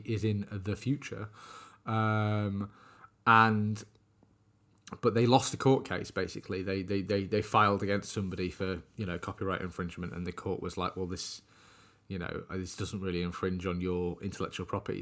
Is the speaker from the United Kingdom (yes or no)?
yes; United Kingdom; us being British